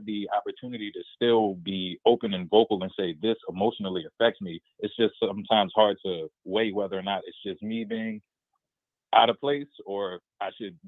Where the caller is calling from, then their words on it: Baltimore, Maryland, United States; I'm from Baltimore.